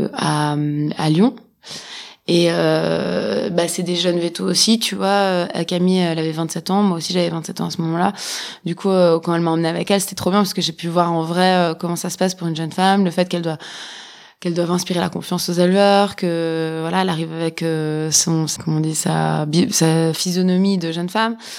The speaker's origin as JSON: {"language": "French", "country": "Switzerland", "tie": "born or raised there", "said": "j'ai grandi en Suisse"}